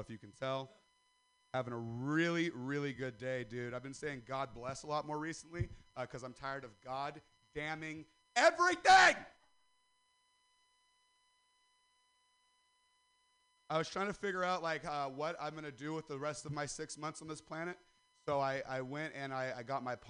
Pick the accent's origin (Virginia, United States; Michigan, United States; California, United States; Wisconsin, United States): California, United States; Stockton; I'm from Stockton